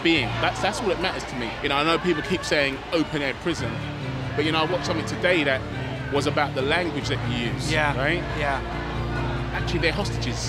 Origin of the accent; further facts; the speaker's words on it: Israel; I'm an Israeli. I was born in Israel.